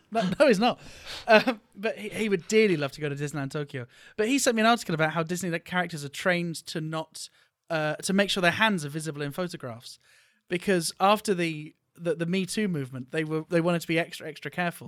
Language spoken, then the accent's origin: English; Bristol, South West England, United Kingdom; now in Japan; my hometown of Bristol in the U K